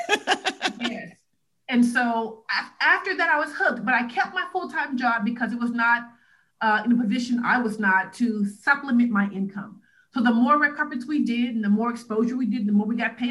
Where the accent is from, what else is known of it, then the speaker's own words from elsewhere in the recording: Huntsville, Alabama, United States; I am from Huntsville, Alabama